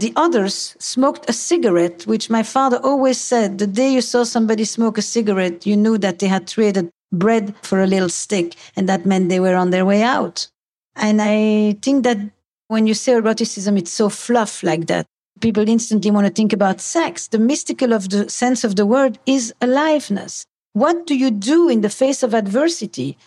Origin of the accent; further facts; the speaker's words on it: Antwerp, Flanders, Belgium; I come from Antwerp.